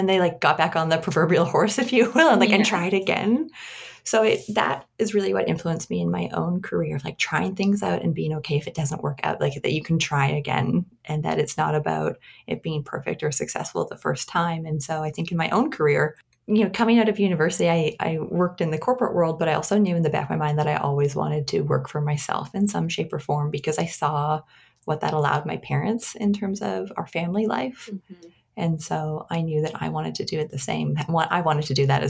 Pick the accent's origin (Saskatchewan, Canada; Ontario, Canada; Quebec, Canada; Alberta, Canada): Alberta, Canada; St. Albert; now in Vancouver, Canada; I currently live in Vancouver, but I was born and raised in Alberta, in St. Albert, in Alberta